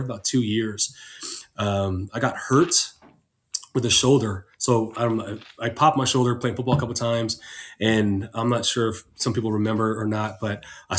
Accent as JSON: {"language": "English", "town": "San Diego", "region": "California", "country": "United States", "tie": "born or raised there", "said": "I'm from San Diego, born and raised."}